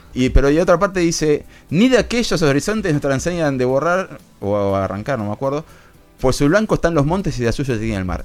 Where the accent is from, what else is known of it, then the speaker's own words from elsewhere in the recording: Argentina; periodista de Argentina